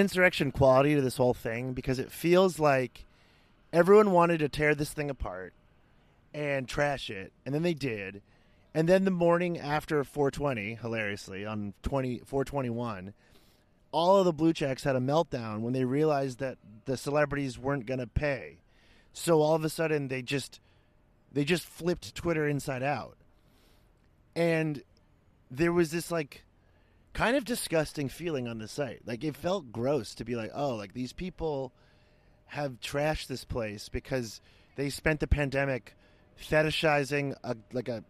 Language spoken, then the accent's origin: English; United States; as an American